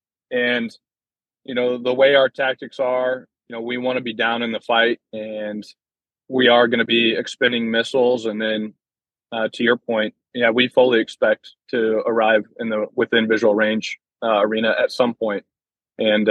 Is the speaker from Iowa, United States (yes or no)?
yes; Iowa, United States; moved away; I'm from Iowa